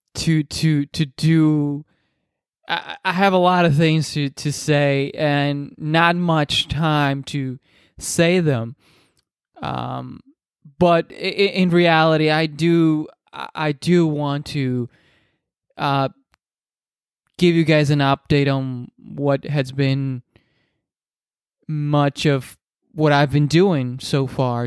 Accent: Dominican Republic; first language Spanish; English is a second language; I'm Dominican, so I speak Spanish. That's my first language. Uh, English is my second, obviously

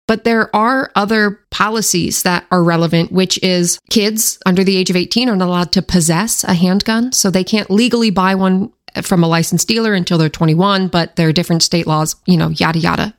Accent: Washington, United States; my home state

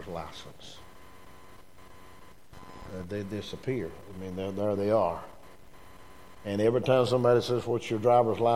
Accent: United States; I was born in America

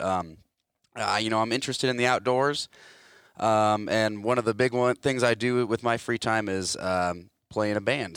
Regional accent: Hartwick, Iowa, United States; I grew up in Hartwick, Iowa, tiny little town, um, a little east of Grinnell.

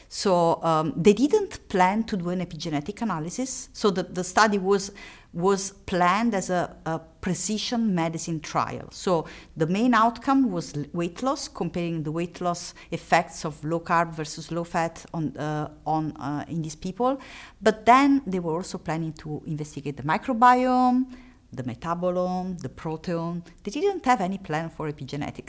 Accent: Italy; accent: Italian; English is a second language; moved away; I am Italian, and, uh, it's obvious from my accent

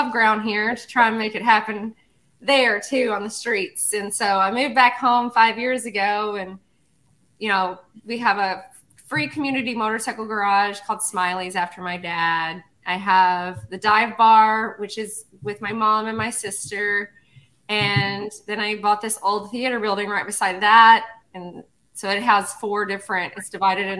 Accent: Cave City, Kentucky, United States; born and raised in Cave City, Kentucky, it's this tiny little town

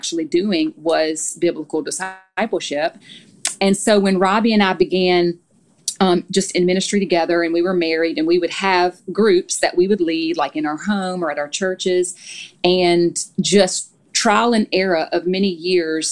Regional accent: Louisiana, United States; moved away as an adult; also born or lived in Tennessee; now in Nashville, United States; we're both from Louisiana, so we've been in Tennessee for almost 14 years now

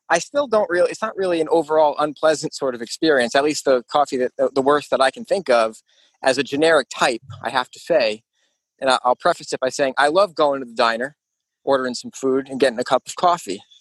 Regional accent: Northeast, United States; I grew up in the Northeast alongside you two

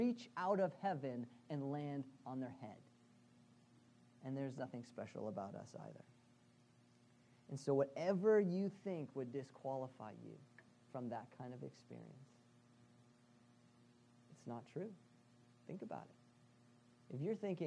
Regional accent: Boston, Massachusetts, United States; as a Bostonian

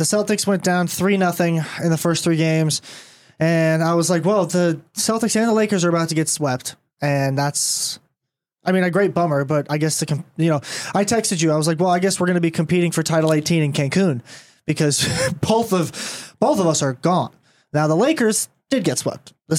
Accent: Netherlands; accent: Dutch; Yeah, because I was thinking in my head that my Dutch accent is going to sound very German.

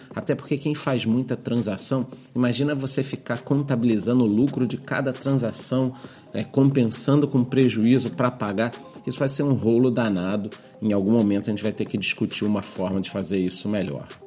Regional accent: Brazil; eu como brasileiro

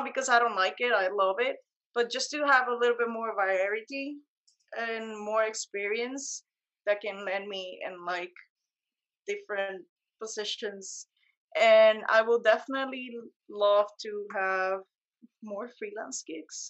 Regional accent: Puerto Rico; moved away as an adult; now in New York, United States; I was born and raised in Puerto Rico

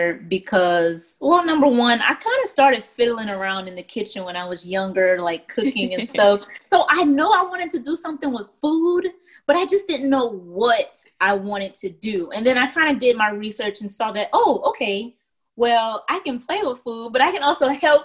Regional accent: Lafayette, Louisiana, United States; I am originally from Lafayette, Louisiana

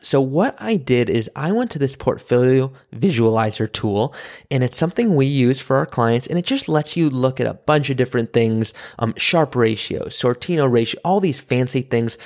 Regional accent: Malibu, California, United States; I grew up in Malibu, California, around wealth

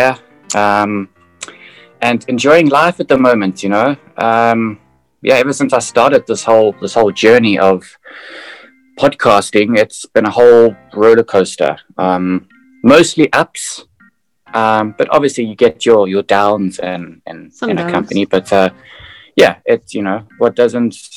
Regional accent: South Africa; now in Amsterdam, Netherlands; I'm originally from South Africa

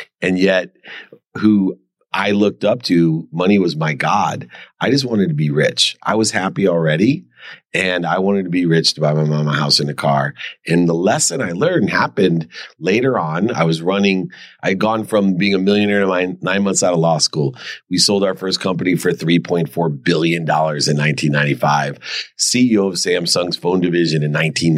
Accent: Akron, Ohio, United States; I grew up in Akron, Ohio

